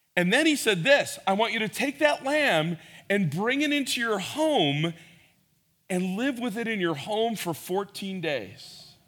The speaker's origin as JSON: {"language": "English", "town": "Schaumburg", "region": "Illinois", "country": "United States", "tie": "born or raised there", "said": "I grew up here in Schaumburg"}